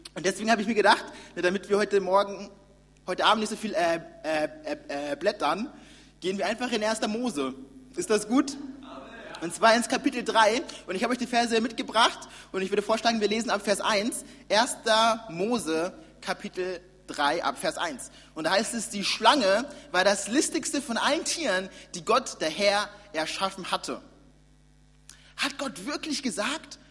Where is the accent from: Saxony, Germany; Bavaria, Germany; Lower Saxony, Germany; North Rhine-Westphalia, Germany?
Bavaria, Germany; Nuremberg; ich komme ja aus Nürnberg, war ganz, ganz lang Teil der Gemeinde und das hat auch zur Folge gehabt, dass ich, genau, ich bin, wie gesagt, bin gesagt hier geboren und aufgewachsen